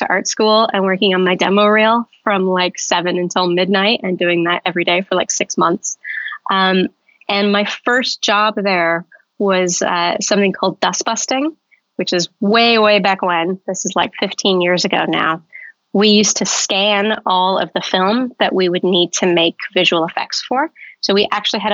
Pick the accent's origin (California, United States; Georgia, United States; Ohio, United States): California, United States; Southern; also born or lived in Arizona; I grew up in Southern California, actually very close to Disneyland.